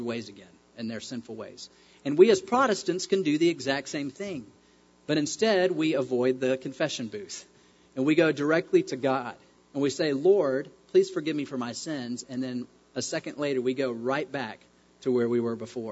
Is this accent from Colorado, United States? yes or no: no; Knoxville, Tennessee, United States; moved away; my hometown, Knoxville, Tennessee